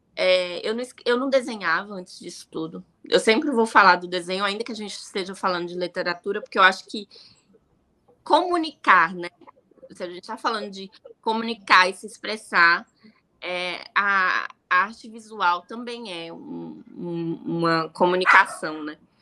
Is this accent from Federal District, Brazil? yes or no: yes; Ceilândia, Federal District, Brazil; Eu sou nascida e criada em Ceilândia, sou brasiliense